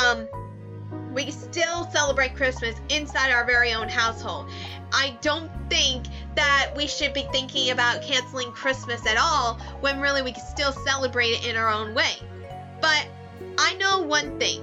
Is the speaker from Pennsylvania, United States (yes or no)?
yes; McKeesport, Pennsylvania, United States; also born or lived in Elizabeth, Pennsylvania; I moved from Elizabeth to McKeesport when I started 8th grade